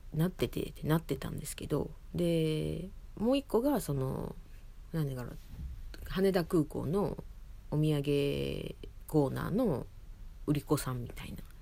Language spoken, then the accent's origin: Japanese; Osaka, Japan; moved away as an adult; now in Tokyo, Japan; その実家がその住んでたところが大阪市内だったっていうこともあり